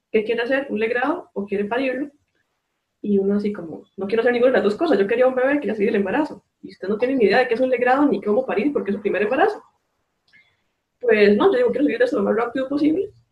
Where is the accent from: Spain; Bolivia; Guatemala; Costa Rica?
Costa Rica; San Carlos, Alajuela; soy de San Carlos, Costa Rica.